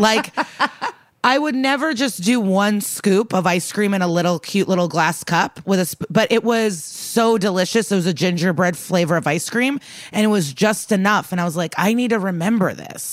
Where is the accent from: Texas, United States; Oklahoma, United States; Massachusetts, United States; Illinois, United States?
Illinois, United States; Skokie; me and Skokie years apart, both remember our high school bagels very fondly